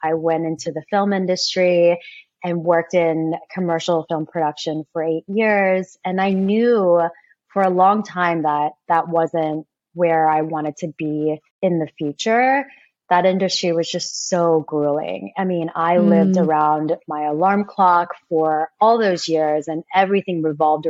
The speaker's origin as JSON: {"language": "English", "region": "Kansas", "country": "United States", "tie": "born or raised there", "said": "I grew up in Kansas."}